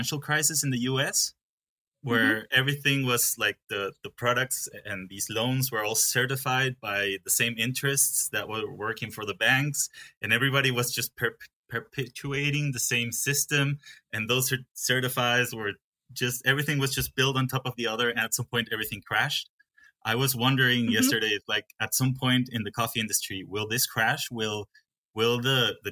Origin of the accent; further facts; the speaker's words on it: Peru; English is a second language; also born or lived in Guatemala / Germany; I grew up in Peru, a little bit in Guatemala, and then I went 2 years to Germany to study.